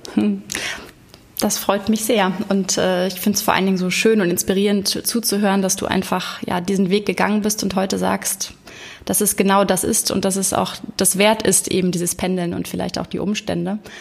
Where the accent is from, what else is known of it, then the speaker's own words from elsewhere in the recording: Hamburg, Germany; heute aus Hamburg, meiner Heimatstadt